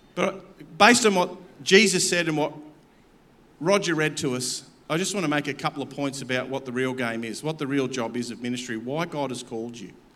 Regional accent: Campbelltown, New South Wales, Australia; I come from Campbelltown. I'm blue collar

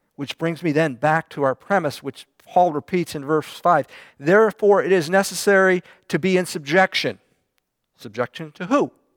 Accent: United States; people picked me out as being American

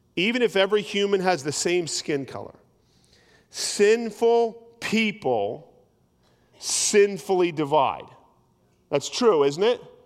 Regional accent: New Jersey, United States; where I grew up in South Jersey was, it was pretty rural

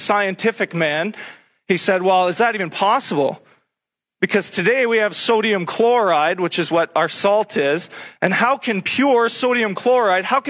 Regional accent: Sudbury, Ontario, Canada; I'm from Sudbury, where nickel mining is a big industry.

